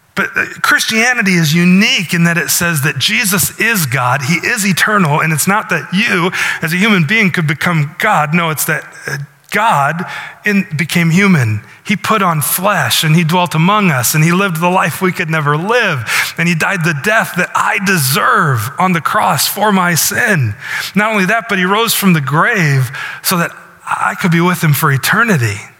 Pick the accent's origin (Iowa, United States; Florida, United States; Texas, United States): Iowa, United States; Northwest; now in Milford, United States; I live in Milford, but my hometown is a little town in Iowa, not unlike Milford. Northwest Iowa